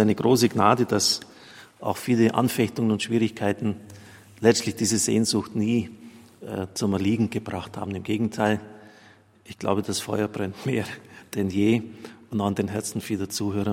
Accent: Germany; bei uns in Deutschland

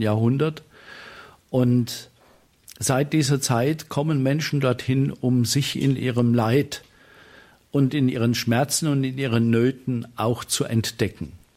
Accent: Rhineland-Palatinate, Germany; also born or lived in Hachenburg, Westerwald; now in Marienstatt, Germany; mich als Pfälzer

